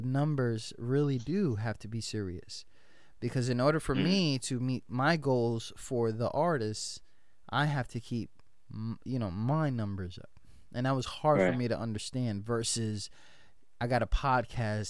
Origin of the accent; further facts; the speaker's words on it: New York City, New York, United States; I'm from the Bronx, and it comes with your blood